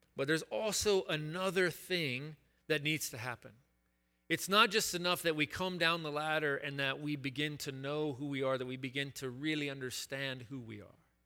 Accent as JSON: {"language": "English", "town": "Chattanooga", "region": "Tennessee", "country": "United States", "tie": "born or raised there", "said": "I attended this boys' school in my hometown of Chattanooga, Tennessee"}